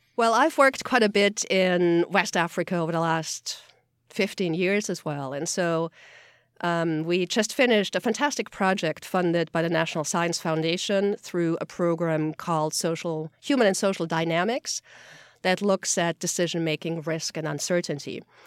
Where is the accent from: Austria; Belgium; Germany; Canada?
Austria; moved away; I'm from Austria originally